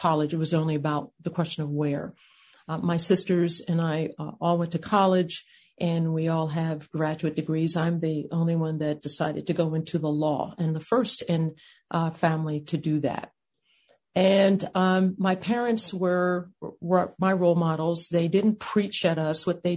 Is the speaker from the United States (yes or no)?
yes; Ardmore, Pennsylvania, United States; I was raised on the East Coast in a suburb just outside of Philadelphia called Ardmore